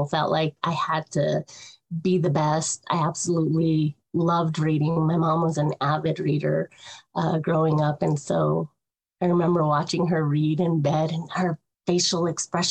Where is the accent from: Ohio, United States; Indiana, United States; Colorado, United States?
Colorado, United States; also born or lived in Oklahoma City, Oklahoma; I grew up in Colorado and divided my time between Colorado and Oklahoma City.